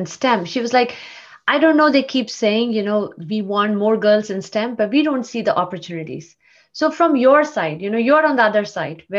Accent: India; now in United States; I grew up in India

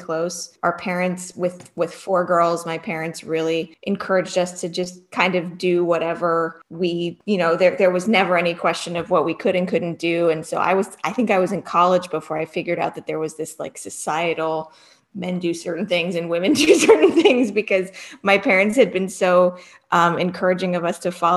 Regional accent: Cleveland, Ohio, United States; moved away; I grew up in right outside of Cleveland

